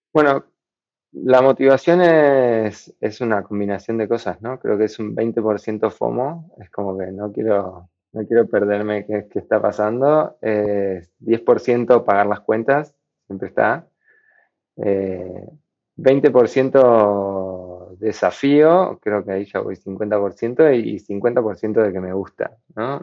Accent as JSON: {"language": "Spanish", "country": "Argentina", "said": "por el país en el que vivo, yo soy de Argentina"}